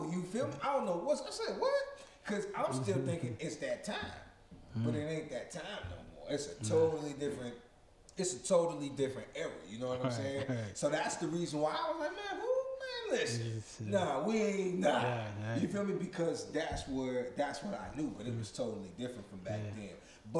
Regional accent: Bowling Green, Kentucky, United States; I'm straight from Bowling Green, so Bowling Green was totally different from Radcliffe.

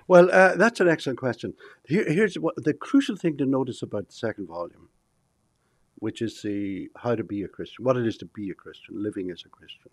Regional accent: Ireland; moved away as an adult; now in Texas, United States; I come from Ireland.

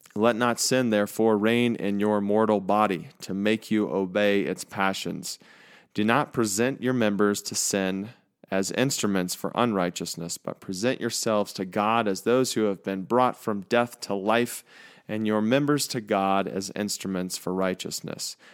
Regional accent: United States; as American people

